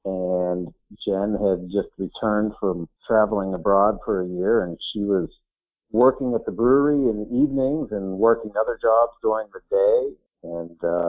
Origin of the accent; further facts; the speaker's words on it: just north of Pittsburgh, Pennsylvania, United States; moved away; I was born and raised just north of Pittsburgh, Pennsylvania. I was the youngest of six kids